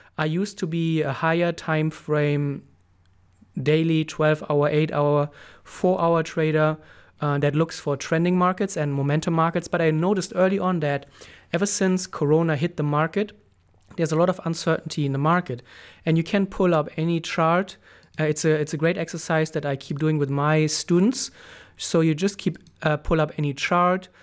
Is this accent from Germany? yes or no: yes; Germany; moved away as an adult; also born or lived in Thailand; I moved back to, to Germany, to my home country.